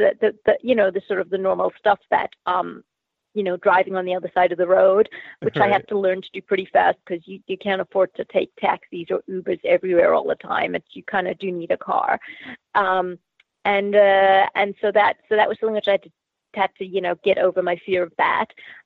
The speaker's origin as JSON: {"language": "English", "country": "Zimbabwe", "also_born_or_lived": "Australia", "said": "Initially from Zimbabwe in Africa via Australia."}